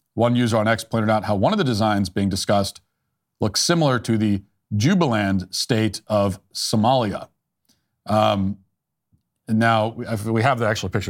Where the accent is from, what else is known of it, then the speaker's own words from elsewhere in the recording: United States; as an American